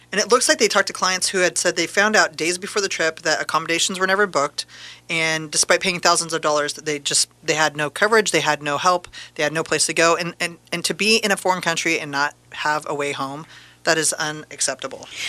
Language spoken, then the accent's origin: English; Tualatin, Oregon, United States; in my hometown of Tualatin.